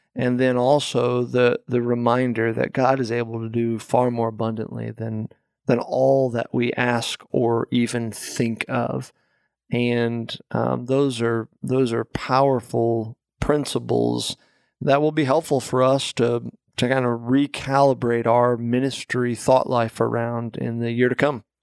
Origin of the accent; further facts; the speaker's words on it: Florida, United States; moved away as an adult; also born or lived in California; now in Delaware, United States; we are obviously originally from Florida